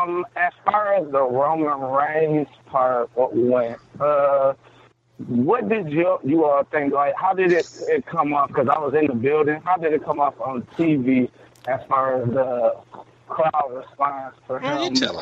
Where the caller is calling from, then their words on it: Detroit, Michigan, United States; I'm calling from Detroit.